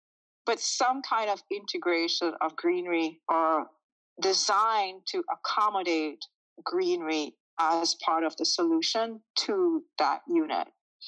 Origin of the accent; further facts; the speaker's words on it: Jamaica; is I'm originally from Jamaica. I'm used to, when I grew up, someone could be walking down the street